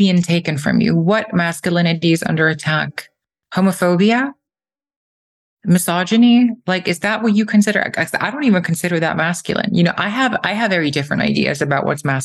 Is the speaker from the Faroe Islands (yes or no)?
yes; Eysturoy, Faroe Islands; I grew up in the Faroe Islands